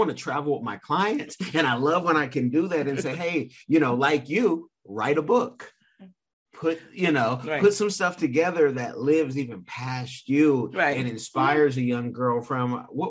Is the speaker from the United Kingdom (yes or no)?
no; Sierra Leone; But Africa, countries like my beloved Sierra Leone, Salon Bobo.